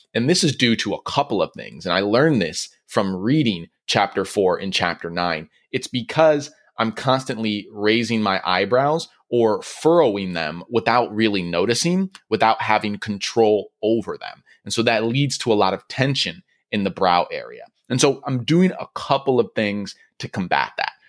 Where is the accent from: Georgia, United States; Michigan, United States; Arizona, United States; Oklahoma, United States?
Michigan, United States; moved away as an adult; also born or lived in New York; now in California, United States; I grew up in Michigan